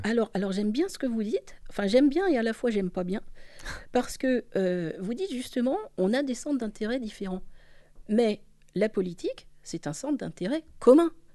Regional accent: Paris, Île-de-France, France; en tant que parisienne

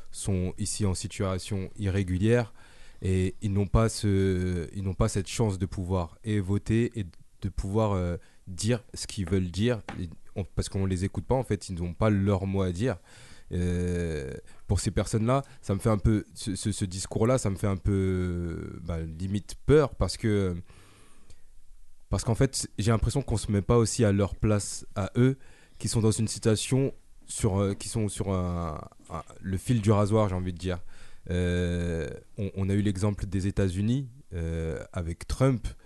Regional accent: France; moi, je suis français

